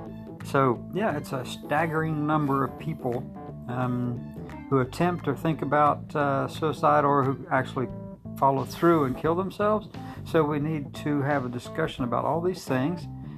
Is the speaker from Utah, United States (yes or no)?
no; Tuscaloosa, Alabama, United States; I am from Tuscaloosa, Alabama, and I work at the University of Alabama